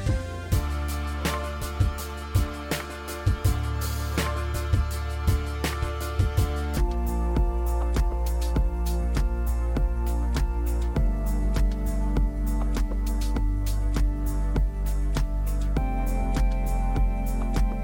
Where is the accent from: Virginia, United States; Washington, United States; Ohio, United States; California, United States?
Ohio, United States; Cincinnati; We went to church at New Prospect Baptist Church on the corner of Finley and Elm down in Over the Rhine, downtown Cincinnati